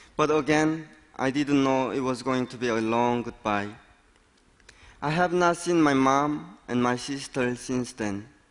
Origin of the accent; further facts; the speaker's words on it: North Korea; now in United States; born and raised in North Korea